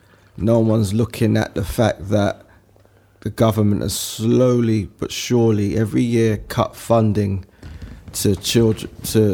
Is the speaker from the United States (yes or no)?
no; London, United Kingdom; Oh, I'm from Harlesden.